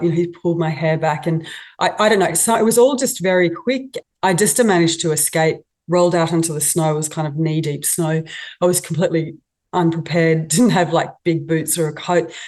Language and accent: English; Australia; also born or lived in Moscow, Russia; being an Aussie